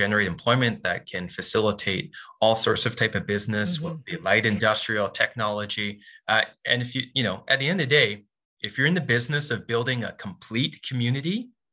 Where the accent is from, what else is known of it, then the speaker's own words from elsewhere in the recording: Port Coquitlam, British Columbia, Canada; This is my hometown. I'm raising my family here.